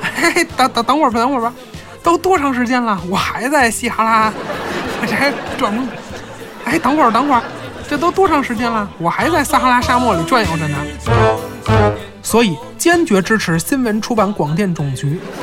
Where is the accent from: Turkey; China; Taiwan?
China; 我们中国人